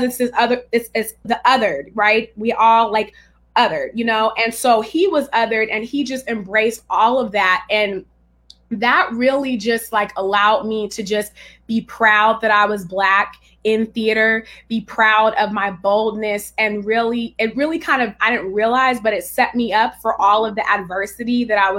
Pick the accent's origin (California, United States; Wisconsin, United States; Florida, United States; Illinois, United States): California, United States; Richmond; also born or lived in Pinole; I'm from Richmond, California, which is the San Francisco Bay Area